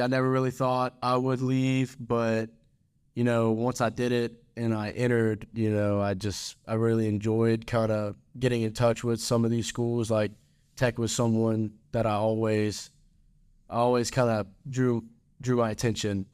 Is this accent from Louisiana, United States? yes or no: yes; Baton Rouge, Louisiana, United States; moved away as an adult; now in Ruston, United States; I'm from Baton Rouge, Louisiana.